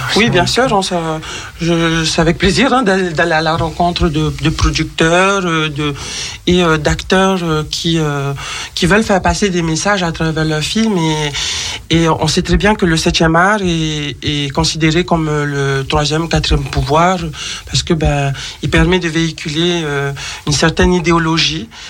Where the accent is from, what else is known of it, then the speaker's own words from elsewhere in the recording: French Polynesia; je suis de Tahiti